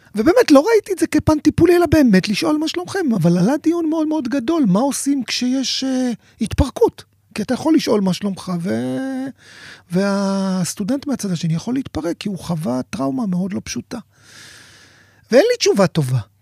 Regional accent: Sderot, Southern District, Israel; אני יליד שדרות, והמשפחה שלי גרה בשדרות

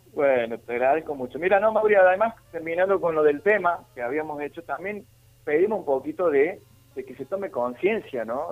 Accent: Sierras Chicas, Córdoba, Argentina; somos de las Sierras Chicas

